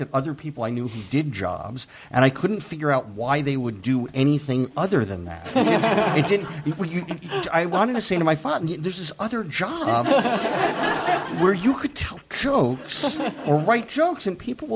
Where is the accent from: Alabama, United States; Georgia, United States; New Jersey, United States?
New Jersey, United States; I grew up in New Jersey